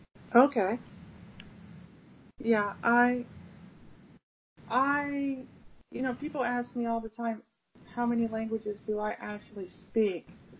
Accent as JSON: {"language": "English", "country": "United States", "said": "and Bico American, which is, I'm from America."}